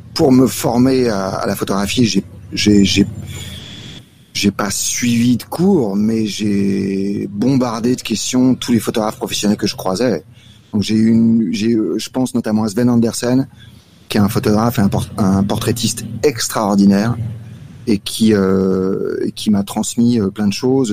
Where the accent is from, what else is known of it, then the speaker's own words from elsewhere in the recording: Paris, Île-de-France, France; moved away as an adult; now in Salvador, Brazil; je suis attaché à Paris